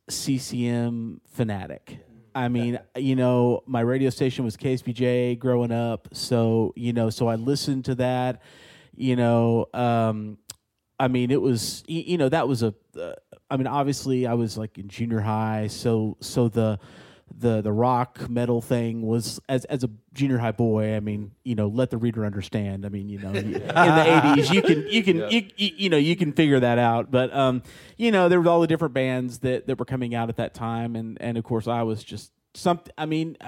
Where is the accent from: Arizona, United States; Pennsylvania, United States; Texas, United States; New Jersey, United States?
Texas, United States; Lake Jackson; where I'm from Lake Jackson, Texas.